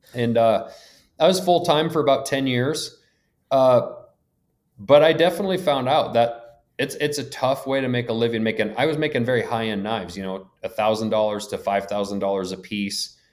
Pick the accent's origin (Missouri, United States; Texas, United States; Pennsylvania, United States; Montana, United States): Montana, United States; Lincoln; I grew up in Lincoln, Montana, small town on the edge of the Bob Marshall Wilderness